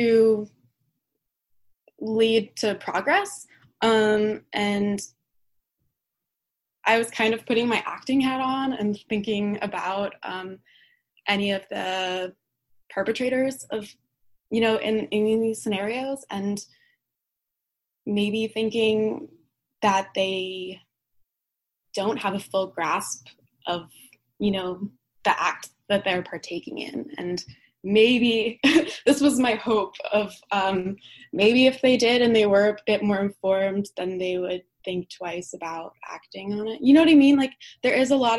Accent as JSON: {"language": "English", "region": "New Jersey", "country": "United States", "tie": "born or raised there", "said": "I'm from Jersey. I grew up in Jersey rather, but I came here last Wednesday"}